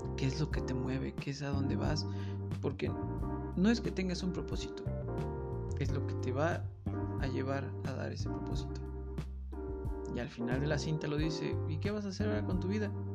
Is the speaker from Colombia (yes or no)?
no; Mexico; como mexicano